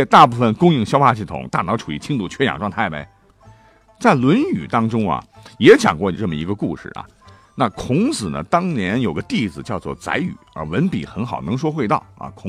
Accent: China; 我们中国人已经有了一日三餐的习惯。

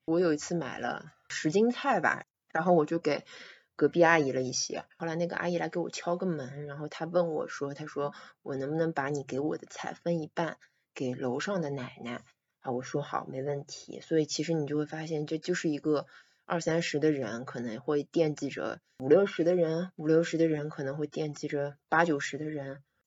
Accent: Shanghai, China; 我是出生在这里的

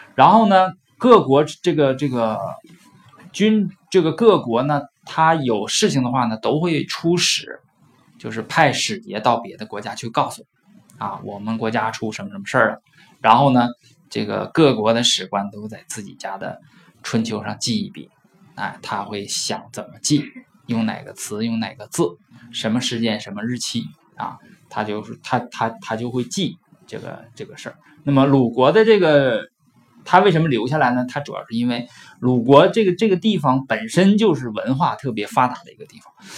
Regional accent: Northeast China, China; accent: Northeastern; 或者用我们东北话说它要黄了的时候

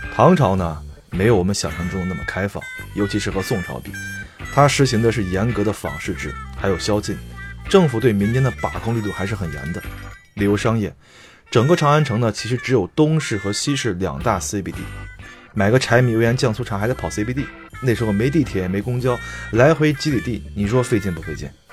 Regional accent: Henan, China; 我是河南人

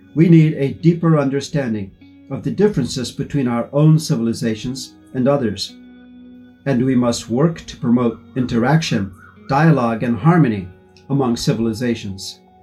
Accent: United States; moved away as an adult; now in Xiamen, China; from the United States, a professor at Xiamen University

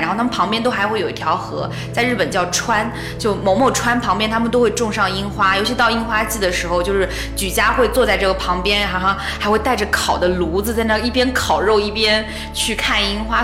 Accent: China; 我们是从，呃，中国来的

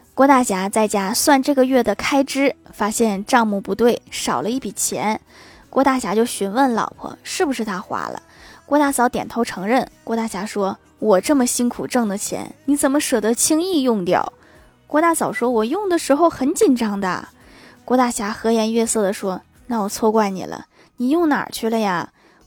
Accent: Northeast China, China; 我们东北人

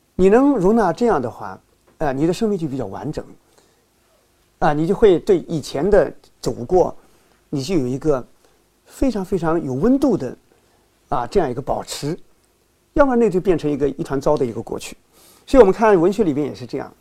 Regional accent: China; 我们中国人

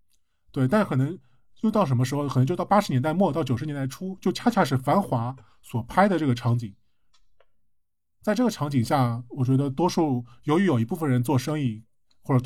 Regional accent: Jing'an District, Shanghai, China; 就比如说我小时候是在静安区的，后来慢慢的搬到长宁区了。那其实我的生活半径基本上就是静安区加上一小部分长宁区。

